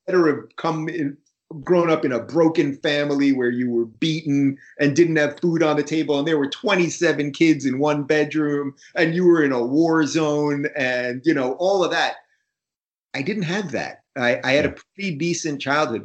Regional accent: Long Island, New York, United States; also born or lived in Brooklyn, New York; My folks moved to Long Island in about 79

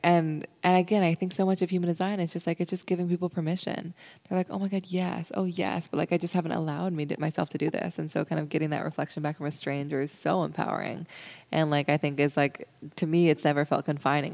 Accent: Seattle, Washington, United States; I grew up in Seattle

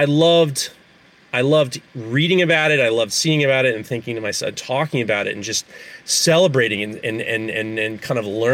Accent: New York City, New York, United States; I grew up in New York City.

